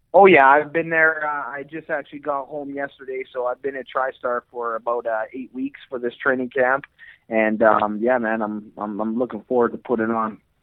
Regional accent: Edmonton, Alberta, Canada; I'm born and raised in Edmonton, Alberta, Canada

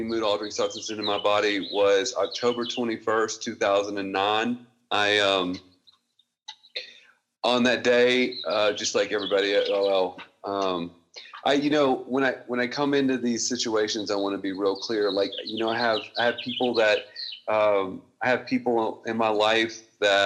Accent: Mississippi, United States; I'm from Mississippi

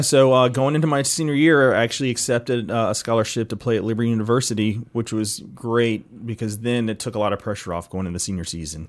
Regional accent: East Cobb, Georgia, United States; I actually grew up here in East Cobb

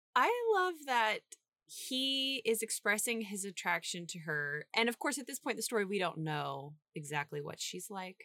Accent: St. Joseph, Missouri, United States; the Glore Psychiatric Museum in my hometown

